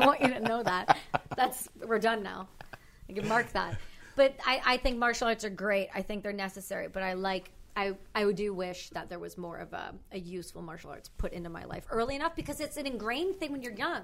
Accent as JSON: {"language": "English", "country": "Canada", "accent": "Canadian", "said": "I'm from Canada."}